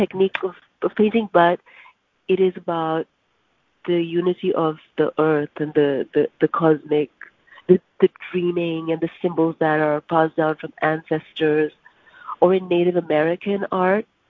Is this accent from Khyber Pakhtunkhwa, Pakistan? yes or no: no; Karachi, Sindh, Pakistan; moved away as an adult; now in New York, United States; I grew up in Pakistan